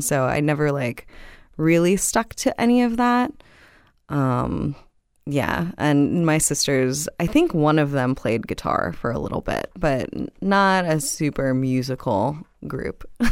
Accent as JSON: {"language": "English", "town": "Miami", "region": "Florida", "country": "United States", "tie": "born or raised there", "also_born_or_lived": "Los Angeles", "moved": "as an adult", "said": "I grew up in South Miami, uh, so born and raised in the county of Dade"}